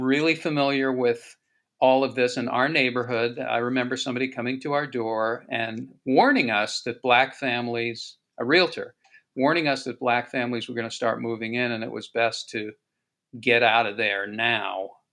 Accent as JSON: {"language": "English", "town": "Boston", "region": "Massachusetts", "country": "United States", "tie": "born or raised there", "said": "I grew up in Boston in the 60s, and our neighborhood actually was redlined um, and in Dorchester, Massachusetts"}